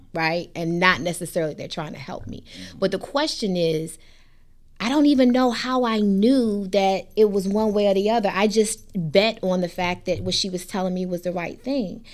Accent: Hampton, Virginia, United States; moved away as an adult; I came from Shell Road, Hampton, Virginia

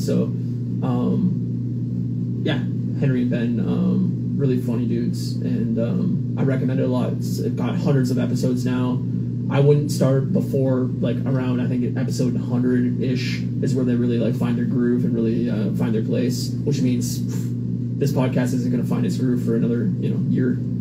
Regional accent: Canada; Being a Canadian

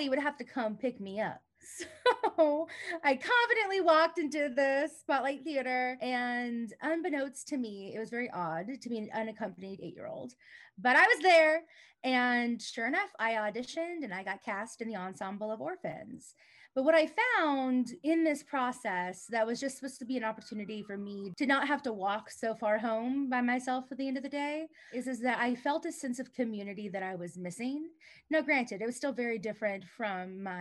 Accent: Tulsa, Oklahoma, United States; also born or lived in Claremore, Oklahoma / Seminole Nation, central Oklahoma; As a young child, my family moved to the big city of Tulsa, which is where I am now.

